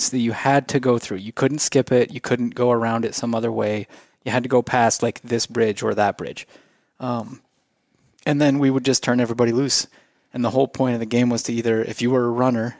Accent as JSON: {"language": "English", "town": "St. Anthony", "country": "United States", "tie": "born or raised there", "said": "We grew up together in St. Anthony"}